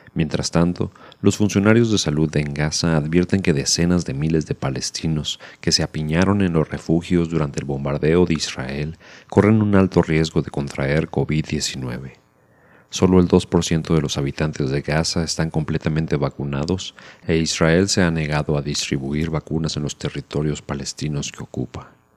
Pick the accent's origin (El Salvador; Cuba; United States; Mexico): Mexico